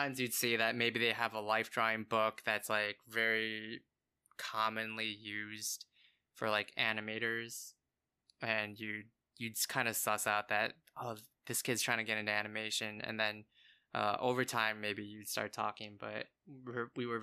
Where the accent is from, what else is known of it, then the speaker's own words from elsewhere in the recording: Chicago, Illinois, United States; moved away as an adult; now in Los Angeles, United States; I came from Chicago